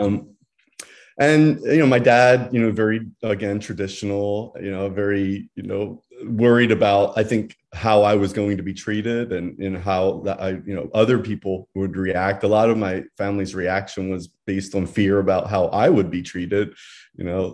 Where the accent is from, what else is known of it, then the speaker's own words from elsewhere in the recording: Bucks County, Pennsylvania, United States; moved away as an adult; now in Santa Barbara, United States; I grew up, I was raised, all of my family still lives in Pennsylvania. um, kind of rural area outside of Philadelphia, Bucks County area